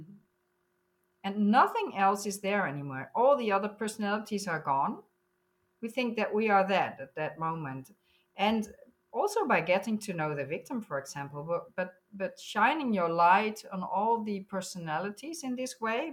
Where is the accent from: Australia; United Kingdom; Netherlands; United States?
Netherlands; I'm from the Netherlands.